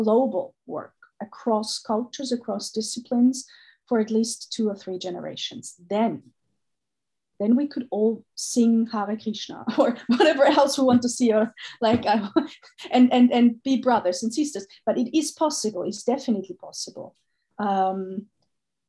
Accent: Austria; I was born in Austria, but I've never felt like an Austrian

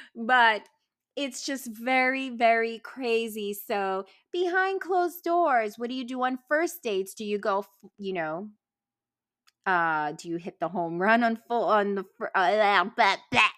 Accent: New York City, New York, United States; also born or lived in New Jersey; I was born in Jersey, Brooklyn girl, parents live in Boston

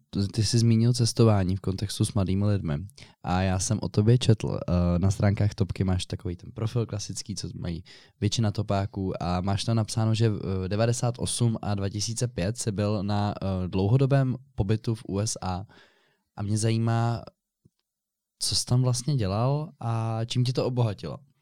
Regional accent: Prague, Czechia; Já jsem rodilý Pražák

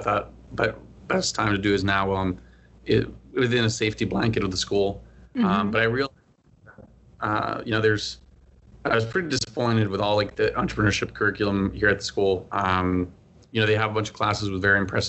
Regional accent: Bolivia; moved away as an adult; also born or lived in Maryland, United States; now in United States; I'm originally from Bolivia, born and raised there. I lived there for 18 years before moving to the U.S. for college.

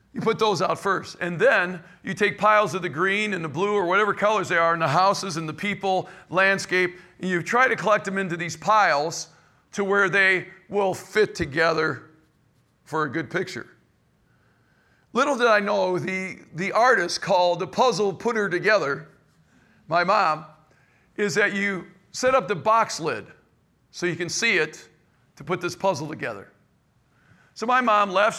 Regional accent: Cleveland, Ohio, United States; now in St. Louis area, United States; I was raised in Cleveland, Ohio

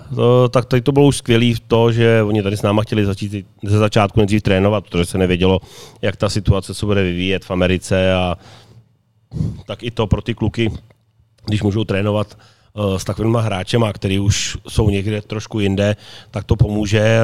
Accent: Slaný, Central Bohemian Region, Czechia; moved away as an adult; now in Karlovy Vary, Czechia; i když jsem původem ze Slanýho, ale tady ve varech už jsem 20 let

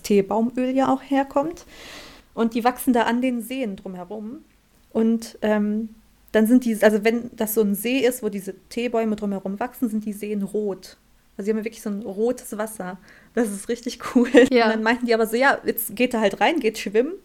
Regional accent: Germany; ich komme aus Deutschland

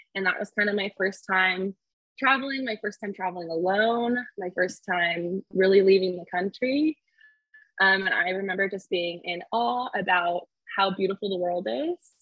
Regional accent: Clovis, California, United States; also born or lived in San Diego, California; I grew up in California in the mountains above Fresno in a really small town um, called Clovis

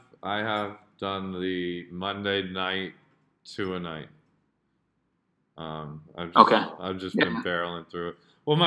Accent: Jakarta, Indonesia; and granted, I grew up in Jakarta. Like, I was watching Star Sports.

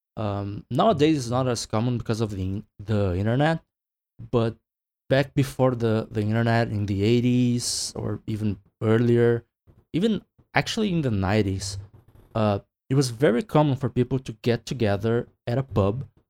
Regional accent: Brazil; I'm from Brazil

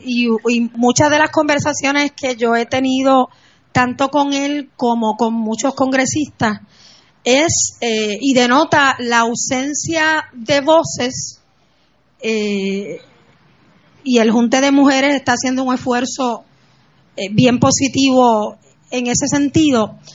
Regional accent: Puerto Rico; Yo soy una persona cuya nacionalidad es puertorriqueña. Mi nación es Puerto Rico

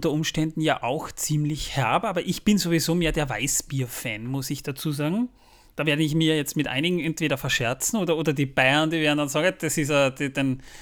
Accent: Austria; Ich bin ja Österreicher. Wir haben ja, im Grunde genommen haben wir auch eine Bierkultur

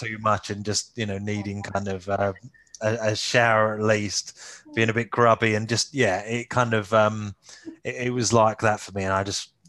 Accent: London, United Kingdom; now in Essex, United Kingdom; I'm from East London, Essex, really, border kind of thing. I live in Essex now. I still kind of almost say I predominantly kind of say that I'm more of a Londoner than an Essex boy

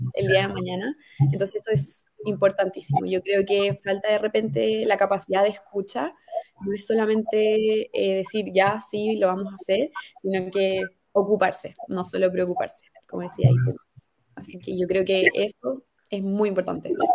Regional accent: Santiago, Santiago Metropolitan, Chile; de Santiago, pero mm, ahí tengo un par de familiares en Iquique

